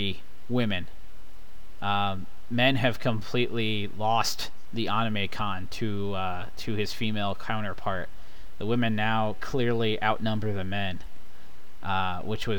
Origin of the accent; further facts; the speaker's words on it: Midwest, United States; I'm born and raised in the Midwest